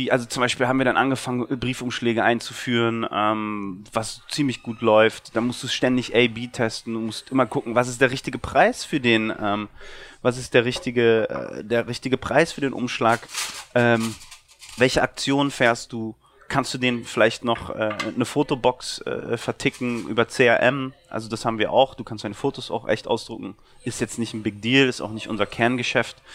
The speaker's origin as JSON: {"language": "German", "region": "Berlin", "country": "Germany"}